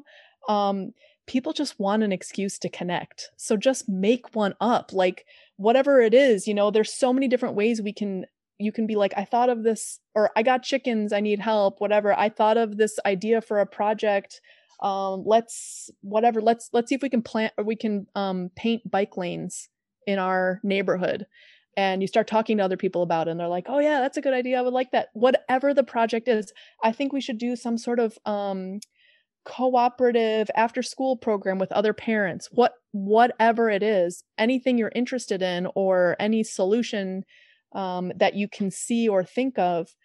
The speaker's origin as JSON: {"language": "English", "town": "Chicago", "region": "Illinois", "country": "United States", "said": "I'm from Chicago"}